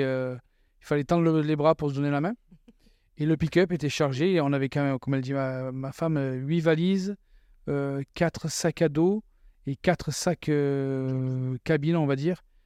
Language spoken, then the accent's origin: French; France; moved away as an adult; also born or lived in Quebec; now in Canada; chez nous en France